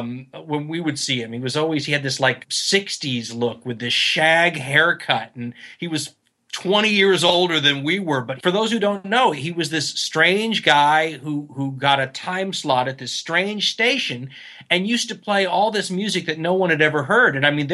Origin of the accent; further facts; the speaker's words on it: Los Angeles, California, United States; I'm from Los Angeles. I was in Los Angeles. So the Valley, San Fernando Valley.